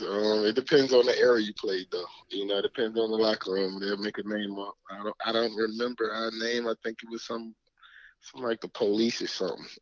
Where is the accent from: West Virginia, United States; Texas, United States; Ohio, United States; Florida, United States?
Florida, United States; Orlando; I'm from Orlando